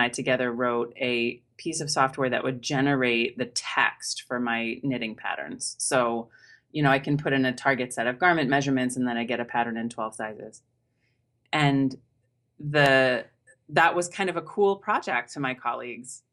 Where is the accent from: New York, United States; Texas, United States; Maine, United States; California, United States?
Maine, United States; now in Boston, United States; I grew up in Maine, which is quite cold